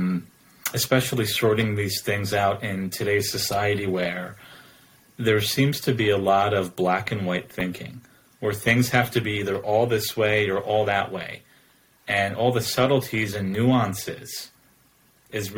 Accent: New Jersey, United States; moved away as an adult; now in Oregon, United States; I was born and raised in New Jersey on the East Coast pretty much my entire life.

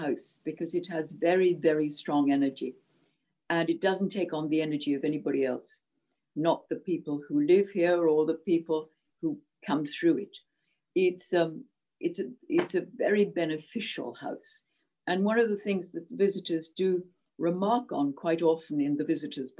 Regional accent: Zimbabwe; born or raised there; English is a second language; moved away as an adult; now in Scotland, United Kingdom

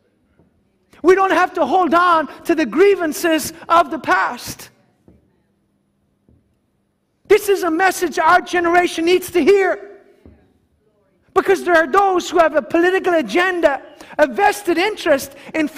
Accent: Ireland; us as Irish people

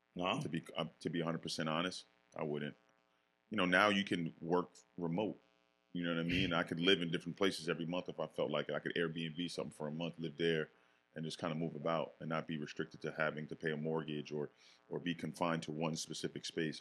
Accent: Yonkers, New York, United States; born or raised there; also born or lived in Bronx, New York

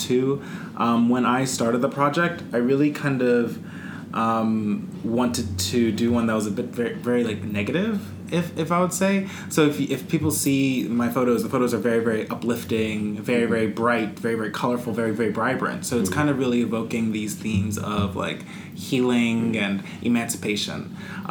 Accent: United States; growing up with white people, growing up in America

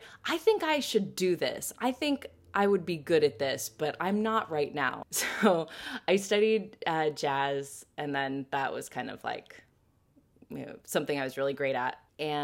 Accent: Washington, United States; moved away as an adult; also born or lived in London, United Kingdom; now in New York City, United States; I'm originally from Washington State, so the Pacific Northwest, which right now I miss desperately

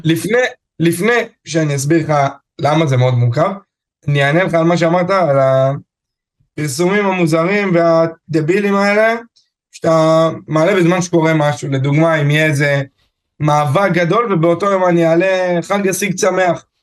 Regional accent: Afula, Northern District, Israel; אני מעפולה

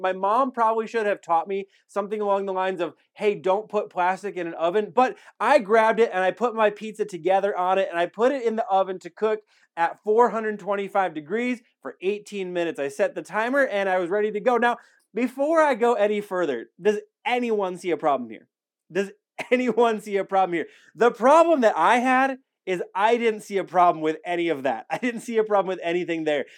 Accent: Wisconsin, United States; now in Alamogordo, United States; I'm from Wisconsin

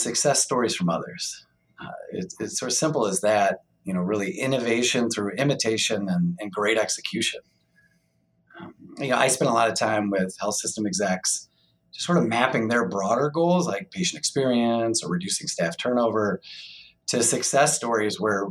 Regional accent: St. Louis, Missouri, United States; moved away; also born or lived in Illinois; I was born and raised in the St. Louis area

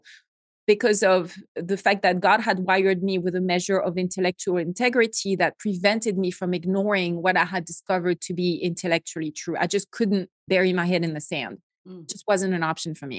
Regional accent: Bordeaux region of France, Nouvelle-Aquitaine, France; accent: French; English is a second language; moved away as an adult; I grew up in a very typical middle-class French family

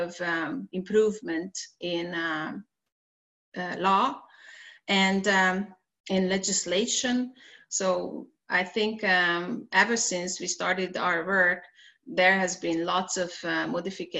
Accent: Hungary; in our country

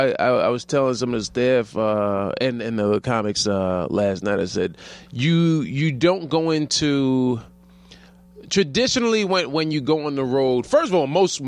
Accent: New York, United States

